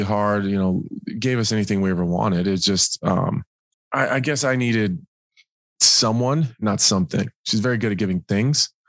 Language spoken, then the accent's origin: English; Nebraska, United States; I'm from Nebraska